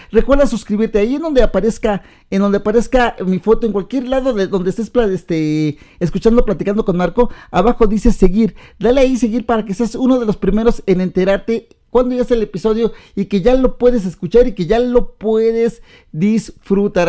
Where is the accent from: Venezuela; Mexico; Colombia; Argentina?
Mexico